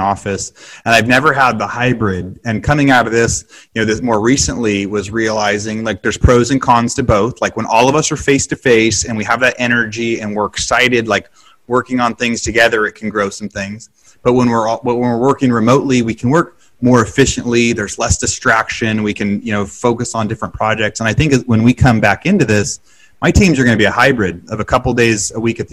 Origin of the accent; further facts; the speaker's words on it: West Coast, United States; now in Texas, United States; I'm from West Coast and now Texas